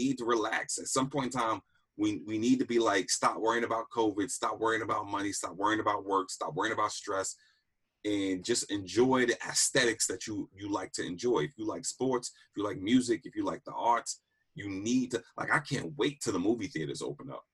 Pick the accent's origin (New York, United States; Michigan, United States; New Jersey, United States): New York, United States; Yonkers; also born or lived in Southeast DC; now in Washington, D.C., United States; growing up, born and raised in Yonkers